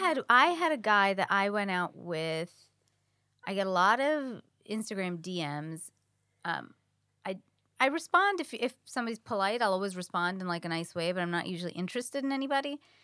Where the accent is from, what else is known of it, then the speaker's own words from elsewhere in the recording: New York, United States; now in Los Angeles, United States; I'm a New Yorker.